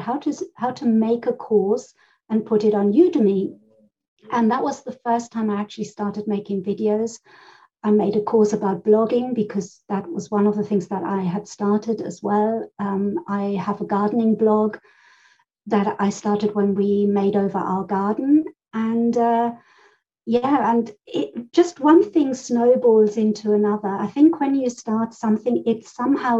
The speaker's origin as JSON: {"language": "English", "country": "Germany", "tie": "born or raised there", "also_born_or_lived": "Spain", "moved": "yes", "lives_now": "United Kingdom", "said": "I grew up in Germany. I was born in Spain and I moved over to the UK where I am living now and have been living here since the early 80s."}